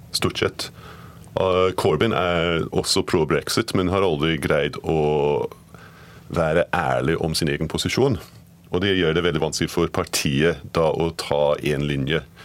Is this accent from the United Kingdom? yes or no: yes; Scotland, United Kingdom; moved away; Jeg er skotte